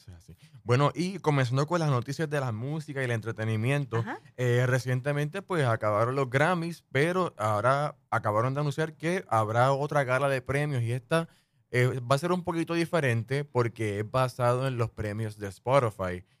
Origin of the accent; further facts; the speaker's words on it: Puerto Rico; crecí en Puerto Rico, pues siempre me he criado con las novelas